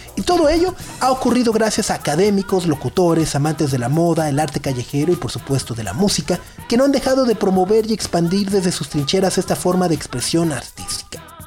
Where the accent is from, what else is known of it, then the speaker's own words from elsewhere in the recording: Mexico; nosotros mismos como mexicanos